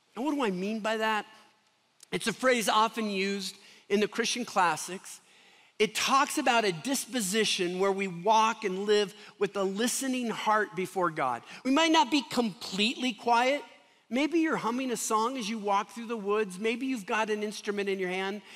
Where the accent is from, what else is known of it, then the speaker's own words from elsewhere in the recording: Seattle, Washington, United States; now in Denver, United States; I come from Seattle